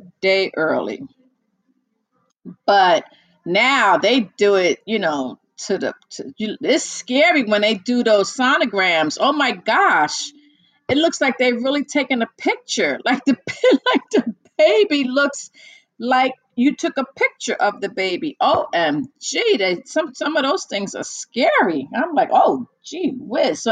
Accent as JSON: {"language": "English", "country": "United States", "said": "I am from the US, the US of good A, USA"}